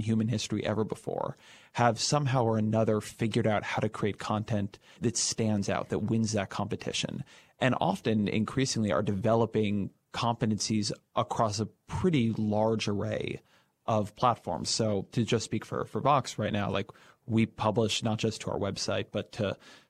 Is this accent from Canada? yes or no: no; California, United States; I grew up in Orange County, so the LA Times or the OC Register